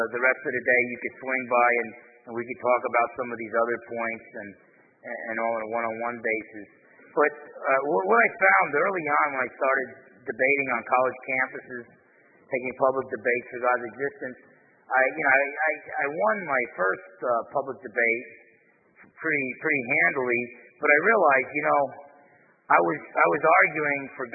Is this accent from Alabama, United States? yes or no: no; New Jersey, United States; now in Bremerton, Washington, United States; I'm half Italian, I'm from New Jersey